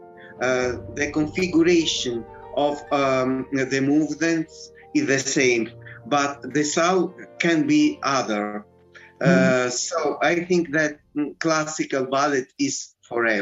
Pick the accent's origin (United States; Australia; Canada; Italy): Italy; Rome, Lazio; English is a second language; moved away as an adult; now in Saint Petersburg, Russia; I was born in Rome.